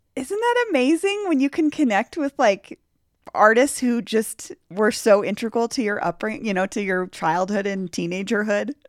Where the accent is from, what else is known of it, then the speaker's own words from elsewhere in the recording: Denver, Colorado, United States; we both grew up here